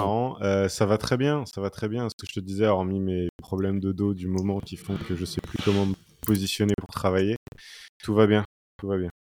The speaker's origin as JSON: {"language": "French", "region": "Brittany", "country": "France", "tie": "born or raised there", "also_born_or_lived": "Paris", "moved": "as an adult", "said": "je suis originaire de, de Bretagne et ma compagne aussi"}